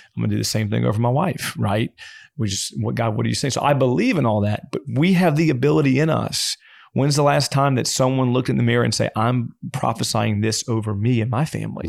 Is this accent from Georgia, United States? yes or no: no; Louisiana, United States; I'm from Louisiana